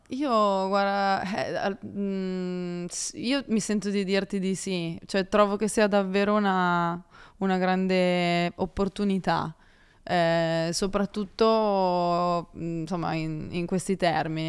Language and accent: Italian; Carcare, Liguria, Italy; io sono ligure di Savona, di paese, il mio paese si chiama Carcere